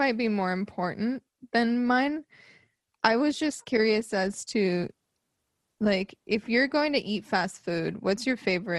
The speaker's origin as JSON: {"language": "English", "region": "Arizona", "country": "United States", "moved": "yes", "said": "I'm from Arizona"}